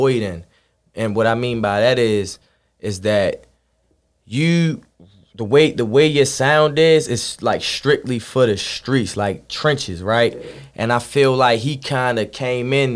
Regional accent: Baltimore, Maryland, United States; I'm from over east. I'm from Perkins

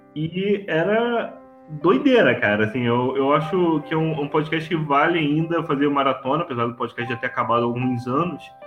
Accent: Rio de Janeiro, Brazil; accent: carioca; now in Petrópolis, Brazil; Eu sou carioca, por isso esse sotaque que hoje está muito evidente nessa gravação

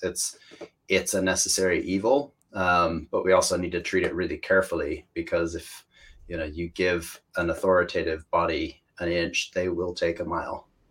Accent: Washington, United States; accent: American; moved away as an adult; also born or lived in Spain; now in United Kingdom; I come from Washington State, which is a beautiful place uh, with a lot of nature

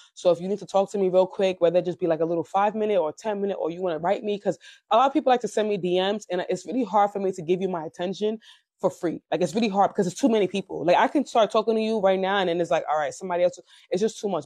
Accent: Nigeria; I'm African. I'm Nigerian

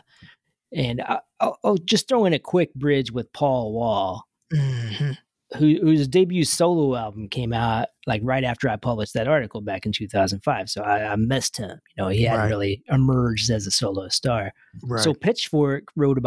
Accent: Louisville, Kentucky, United States; my hometown of Louisville

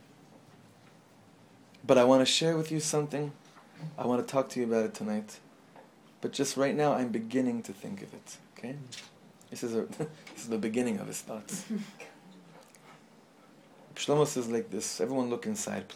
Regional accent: Los Angeles, California, United States; the shul that I grew up in, actually, where my father was a chazan in Los Angeles

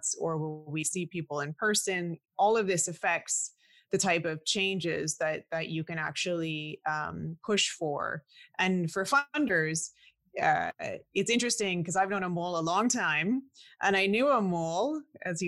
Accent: Canada; because I'm also Canadian, and I'm also, I don't know if you call us the second generation Canadian born, well, first generation born in Canada

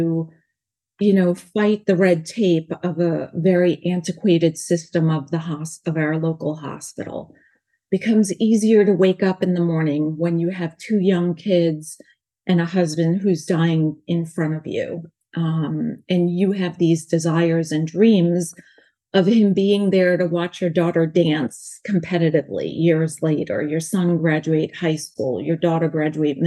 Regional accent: New York, United States; accent: New York; also born or lived in North Carolina; now in California, United States; I have a New York accent because I was born in New York, lived in North Carolina, now here in California

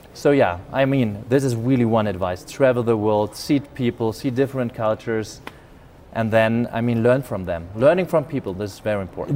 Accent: Germany; accent: German; English is a second language; I was born in Germany. Maybe you get the accent. I have a German accent.

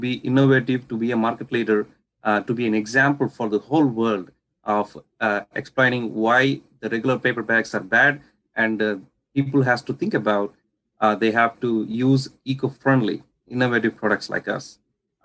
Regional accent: India; I come from India, so where we use agarbattis or incense sticks for pujas and stuff like worship.

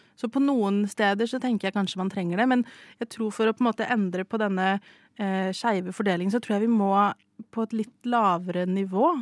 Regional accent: Stavanger, Rogaland, Norway; jeg er jo fra Stavanger, oljebyen.

